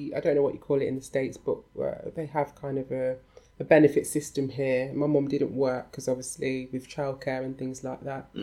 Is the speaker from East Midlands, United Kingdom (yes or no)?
yes; Leicester, East Midlands, United Kingdom; I'm from Leicester in England